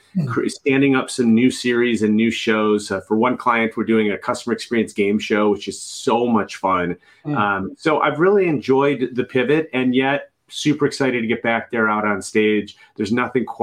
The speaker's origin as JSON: {"language": "English", "town": "Chicago", "region": "Illinois", "country": "United States", "said": "I'm from Chicago"}